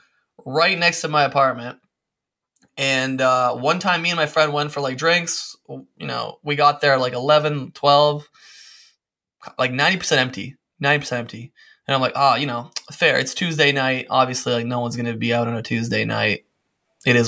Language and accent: English; Windsor, Ontario, Canada; moved away as an adult; also born or lived in Serbia; now in Spain; I was born in Serbia, and then at 7 we moved to Windsor, Ontario